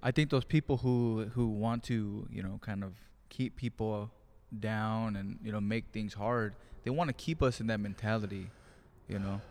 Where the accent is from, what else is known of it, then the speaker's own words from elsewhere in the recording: Greenfield, California, United States; moved away; I am back in my hometown of Greenfield, California